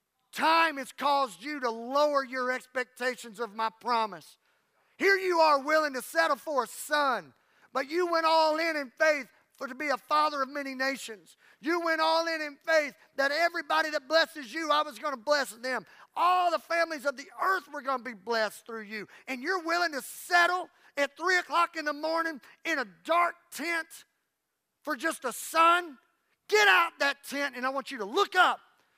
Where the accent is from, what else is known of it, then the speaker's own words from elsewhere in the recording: Louisiana, United States; First of all, I'm tired. Plus, I'm from Louisiana.